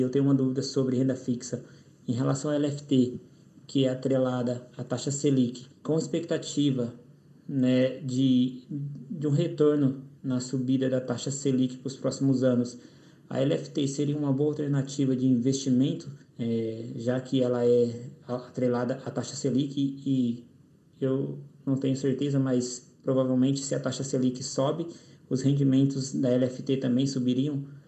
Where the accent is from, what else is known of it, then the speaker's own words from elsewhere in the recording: Matão, São Paulo, Brazil; sou da cidade de Matão, interior de São Paulo